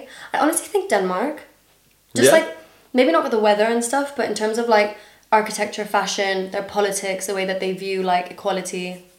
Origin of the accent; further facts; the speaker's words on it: Dubai, United Arab Emirates; accent: international school; Yeah, so I grew up in Dubai, but like my mum's British nationality and my dad's Danish nationality.